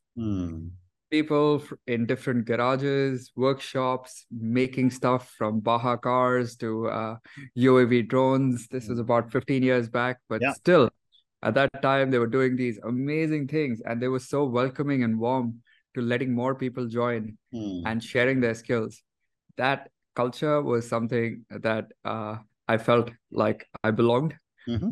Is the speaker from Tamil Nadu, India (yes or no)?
no; Delhi, India; growing up, I grew up in Delhi, and I went to a regular school